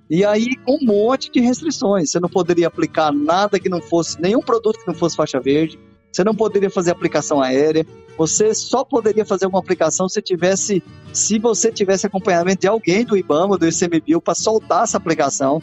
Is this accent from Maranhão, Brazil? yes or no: no; Água Boa, Mato Grosso, Brazil; born or raised there; also born or lived in Barra do Garças